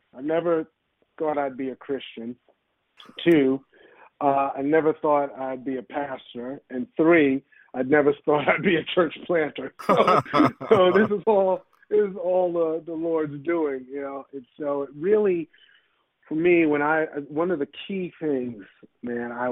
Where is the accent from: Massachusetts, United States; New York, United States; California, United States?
New York, United States; New York City; moved away as an adult; also born or lived in Silver Spring, Maryland; now in Washington, D.C., United States; I grew up in New York City, in Brooklyn, New York. I lived there for the first 25 plus years of my life